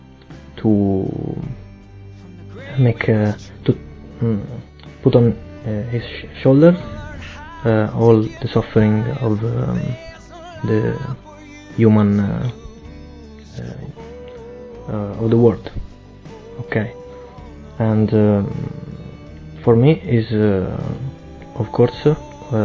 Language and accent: English; Rome, Lazio, Italy; I come from Rome and I'm 26 years old